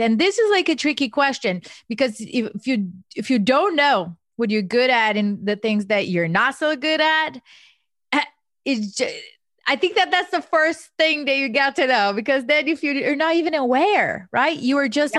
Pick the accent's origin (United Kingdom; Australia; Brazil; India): Brazil; now in Philadelphia, United States; I was born and raised in Brazil